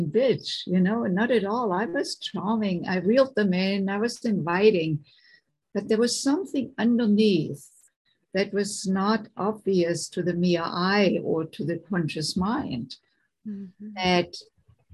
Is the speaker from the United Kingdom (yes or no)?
no; Germany; moved away as an adult; now in United States; I grew up in Germany, and I came in my late 20s to the United States